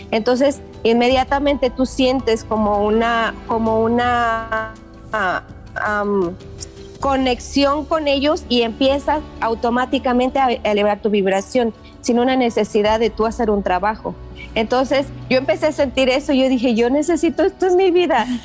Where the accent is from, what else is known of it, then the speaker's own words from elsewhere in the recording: Mexico; now in Las Vegas, United States; porque yo me vengo a Las Vegas de México y y no había en realidad muchos lugares